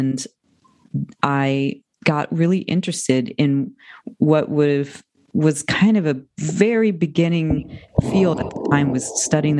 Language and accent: English; United States; now in Ojai, United States; I'm from outside of Washington, D.C. So I made the East Coast to West Coast transition